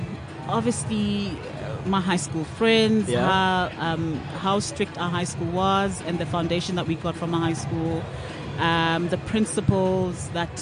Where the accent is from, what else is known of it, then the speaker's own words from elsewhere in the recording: Maseru, Maseru District, Lesotho; moved away as an adult; also born or lived in Cape Town; born and bred in Lesotho, Maseru, to be more specific. And then I moved to, obviously, Cape Town to study, for university.